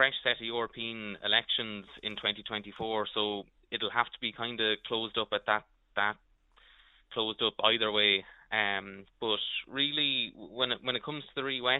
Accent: Crookedwood, Leinster, Ireland; I'm a Crooked Wood man myself

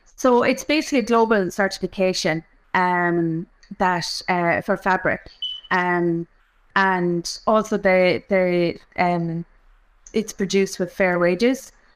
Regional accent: Offaly, Leinster, Ireland; I'm from Offaly. I grew up in Offaly

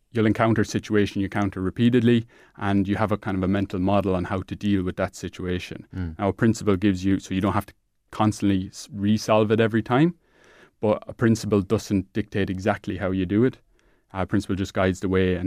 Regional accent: Clareen, Leinster, Ireland; I'm from Clarine

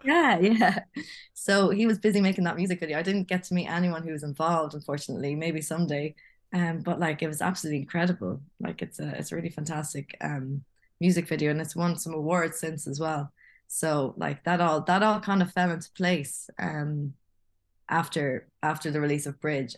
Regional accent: Longford, Leinster, Ireland; moved away as an adult; also born or lived in Thailand; Longford, where, from my hometown

